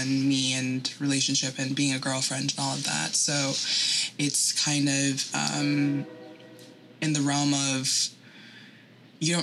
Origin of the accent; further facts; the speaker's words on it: New York, United States; I'm from New York